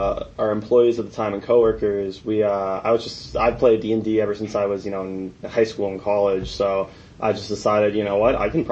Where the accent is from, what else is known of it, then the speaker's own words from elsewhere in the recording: Long Island, the Hamptons, New York, United States; moved away as an adult; also born or lived in Cedar City, Utah; now in St. George, United States; I was born and raised in Long Island, you know, the East Coast. I grew up in the Hamptons